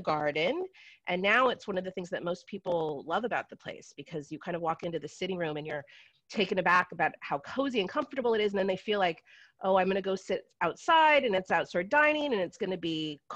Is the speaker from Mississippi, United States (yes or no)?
no; San Francisco, California, United States; now in Brooklyn, United States; I'm actually from San Francisco, California originally, but I have been in Brooklyn for 20 years